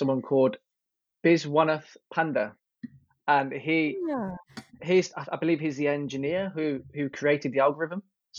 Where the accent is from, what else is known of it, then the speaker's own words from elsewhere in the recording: Birmingham, West Midlands, United Kingdom; moved away; also born or lived in Nottingham; I'm a Brummie born and raised